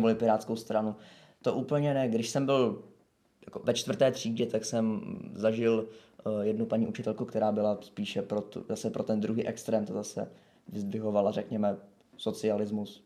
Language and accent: Czech; Prague, Czechia; jsem z Prahy